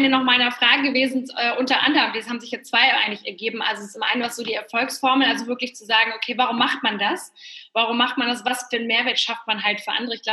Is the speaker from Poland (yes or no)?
yes; Poland; Ich komme ja ursprünglich aus Polen, deswegen ist es für mich immer ganz schön zu hören, dass sich da ganz viel tut.